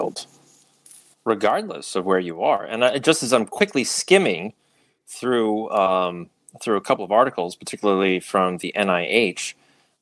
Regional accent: Cold Spring Harbor, New York, United States; Cold Spring Harbor Laboratory. My hometown

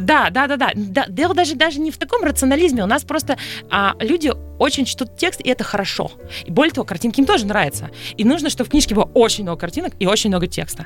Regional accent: Sevastopol, Crimea, Ukraine; moved away as an adult; now in Moscow, Russia; я выросла в Севастополе

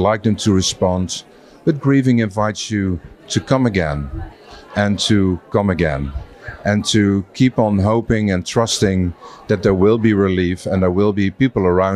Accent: Netherlands; I'm from the Netherlands

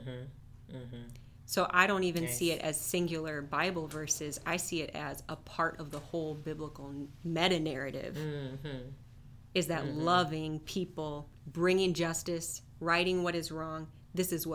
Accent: Minneapolis, Minnesota, United States; also born or lived in Detroit, Michigan; I was born in West Detroit, lived there until I was 5, and then my family moved for work to the Minneapolis area.

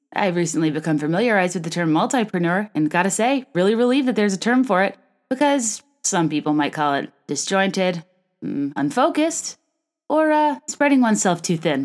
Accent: Virginia, United States; moved away as an adult; also born or lived in California / New York / San Francisco; now in Chicago, United States; I was born in California, raised in Virginia, went to college in Virginia, then moved to New York, then moved to Chicago

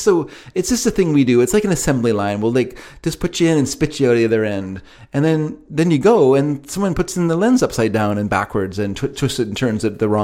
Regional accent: Carolina, United States; accent: Carolina; My Carolina accent?

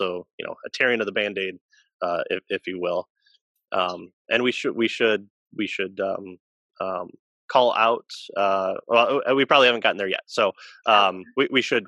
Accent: United States; we as American Christians here

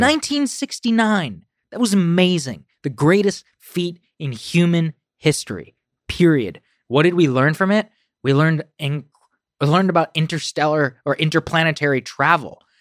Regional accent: College Station, Texas, United States; moved away; I was raised in College Station, Texas, which is a town of fifty thousand

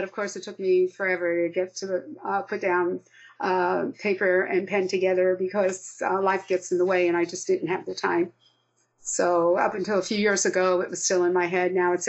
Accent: Yonkers, New York, United States; moved away; I'm from Yonkers, New York, Westchester County

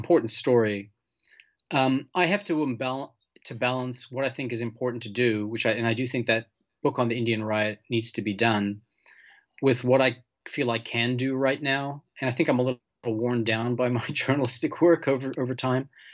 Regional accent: Malta; moved away; also born or lived in Portland / Southern California; I'm from Malta. I was born there, and, and my whole family's from Malta

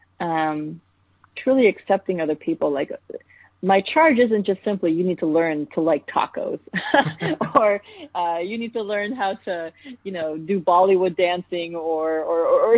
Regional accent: United States; my cultural identity as an Indian American

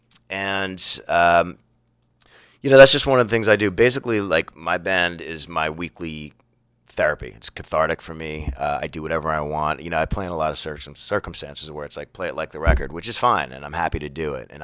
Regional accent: United States; I'm an American dude

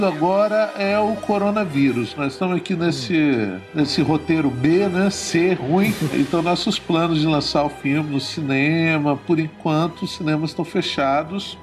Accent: Guarapari, Espírito Santo, Brazil; sou do Espírito Santo, sou de uma cidade chamada Guarapari e cresci numa aldeia de pescadores

